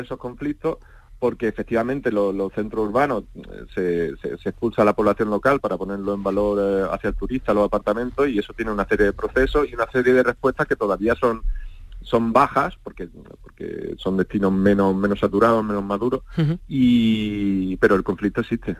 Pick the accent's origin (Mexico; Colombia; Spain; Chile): Spain; Málaga, Andalusia; yo soy malagueño y, ahora trabajo desde Málaga